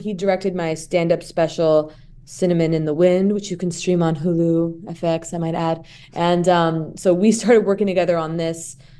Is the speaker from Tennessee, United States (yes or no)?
no; Santa Monica, California, United States; I'm from Santa Monica and that I'm an actress.